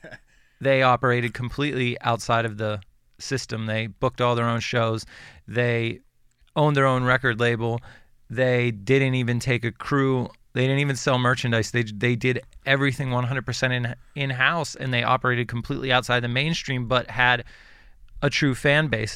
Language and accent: English; Western Pennsylvania, United States; I grew up in Western Pennsylvania